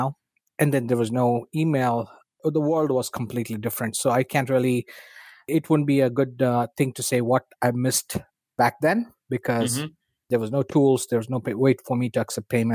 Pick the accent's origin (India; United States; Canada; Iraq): India; moved away as an adult; I was born and raised in India